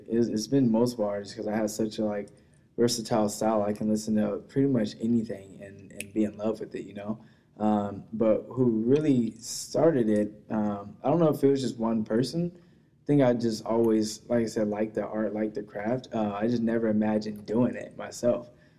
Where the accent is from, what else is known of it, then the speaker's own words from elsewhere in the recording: the South, United States; now in Los Angeles, United States; Just because just growing up in the South, it's like, yeah, different things.